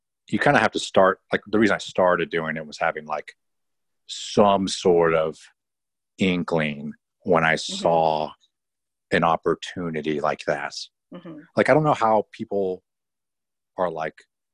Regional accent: East Bay Area, California, United States; now in Orange County, United States; originally I'm from the Bay Area

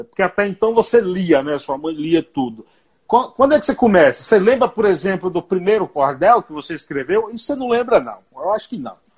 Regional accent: Paiaiá, Nova Soure, Bahia, Brazil; moved away; O meu Paiaiá, lá na Bahia, município de Nova Açores, tem 600 habitantes

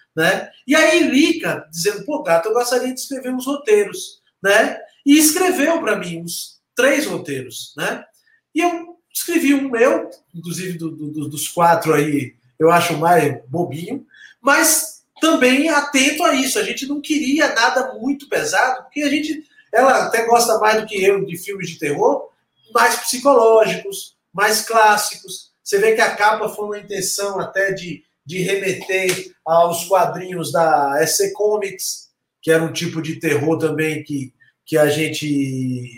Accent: Santos, São Paulo, Brazil; accent: Bahian; also born or lived in Salvador, Bahia; now in São Paulo, Brazil; Minha infância foi no Gonzaga, em Santos

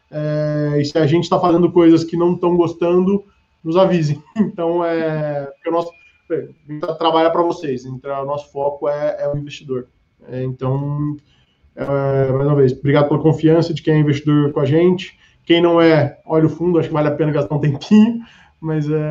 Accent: Ribeirão Preto, São Paulo, Brazil; eu sou do interior, é, sou do interior de São Paulo, de Ribeirão Preto.

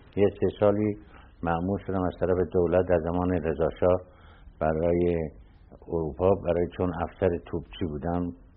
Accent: Tehran, Tehran Province, Iran; شروع تحصیلات ما از بچگی در تهران بوده

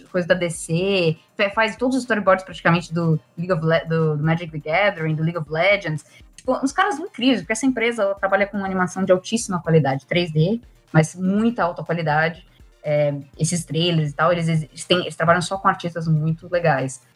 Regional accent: Brazil; moved away as an adult; now in Ireland; já estava com um plano de sair é, do Brasil

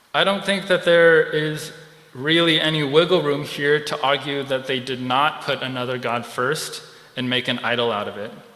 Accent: California, United States; moved away; I'm originally from California

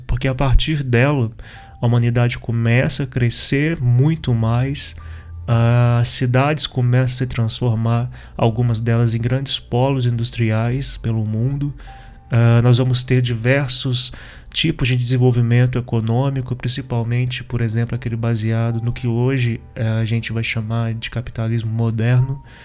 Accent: interior of Minas Gerais, Brazil; eu particularmente sou do interior de Minas

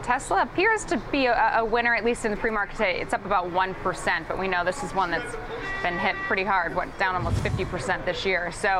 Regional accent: Buffalo, New York, United States; my hometown of Buffalo

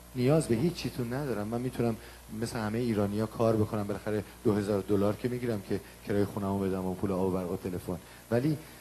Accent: Iran; moved away; من خجالت میکشم که بگم ایرانی هستم

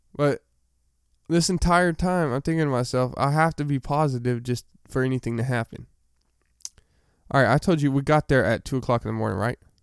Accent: Arkansas, United States; I'm from Arkansas

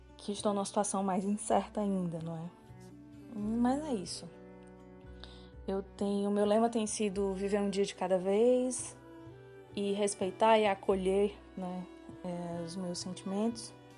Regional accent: Fortaleza, Ceará, Brazil; eu sou de Fortaleza, no Ceará.

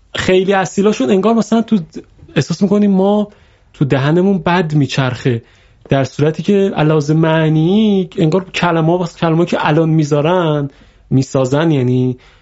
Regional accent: Iran

